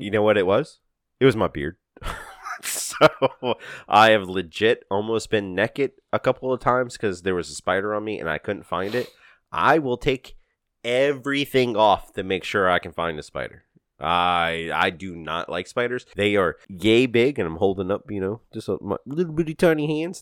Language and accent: English; Louisiana, United States; We're from Louisiana